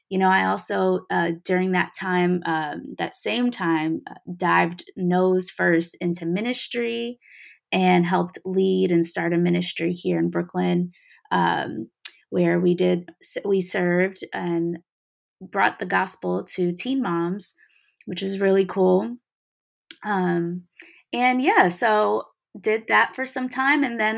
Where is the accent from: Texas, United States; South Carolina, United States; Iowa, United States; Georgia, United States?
Georgia, United States; Atlanta; also born or lived in New Jersey; I'm Eritrean American. And, you know, I grew up a little bit of everywhere. And so, um, you know, a lot of people call me a melting pot because I am. You know, I grew up in a little bit of New Jersey, a lot of Atlanta, ATL